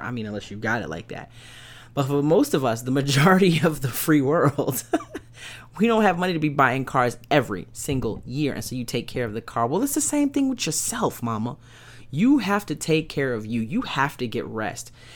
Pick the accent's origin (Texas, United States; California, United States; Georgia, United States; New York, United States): New York, United States; New York City; I grew up in East New York, Brooklyn. I lived in a project. Shout out to Pink Houses